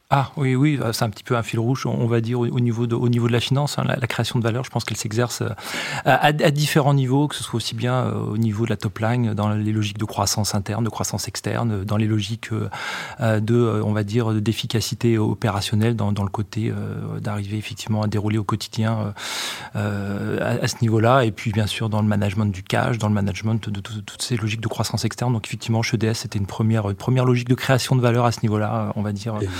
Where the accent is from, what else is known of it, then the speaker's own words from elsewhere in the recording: Champagne, Grand Est, France; j'ai grandi dans le Champagne